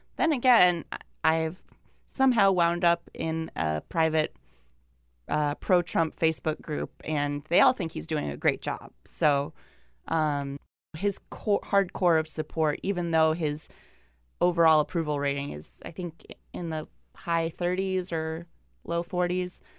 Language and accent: English; Wisconsin, United States; moved away; I'm from Wisconsin